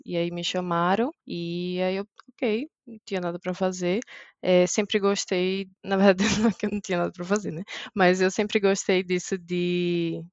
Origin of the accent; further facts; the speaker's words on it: Maceió, Alagoas, Brazil; moved away as an adult; now in Graz, Austria; Eu sou de Maceió, Alagoas